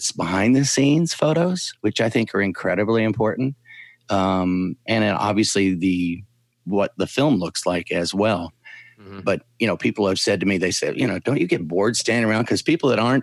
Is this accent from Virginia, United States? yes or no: no; Cincinnati, Ohio, United States; moved away as an adult; now in Atlanta, United States; I'm originally from Cincinnati, but moved here a couple of years ago